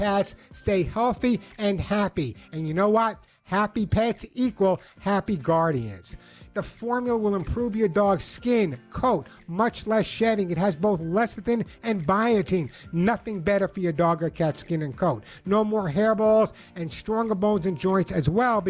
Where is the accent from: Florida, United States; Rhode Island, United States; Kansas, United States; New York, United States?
New York, United States; I grew up in New York my whole life.